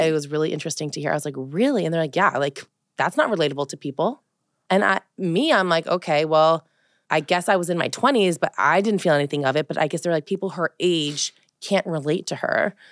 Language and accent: English; Colorado, United States; also born or lived in West Hollywood, California / Los Angeles, California; now in East Coast, United States; growing up in Colorado, I think, was very different than growing up in the East Coast